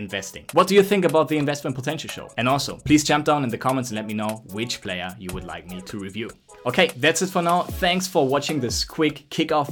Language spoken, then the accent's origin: English; Germany; now in Barcelona, Spain; I'm from Germany, currently doing this podcast right out of Barcelona